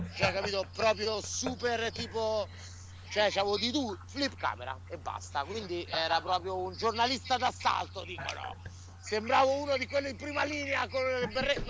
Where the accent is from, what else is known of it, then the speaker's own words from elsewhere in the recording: Sicily, Italy; now in New York, United States; i miei bisnonni erano siculi